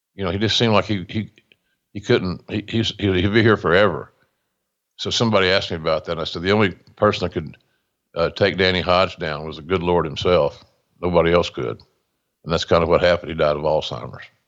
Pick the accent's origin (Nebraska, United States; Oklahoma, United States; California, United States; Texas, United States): Oklahoma, United States; Westville; my hometown of Westville, Oklahoma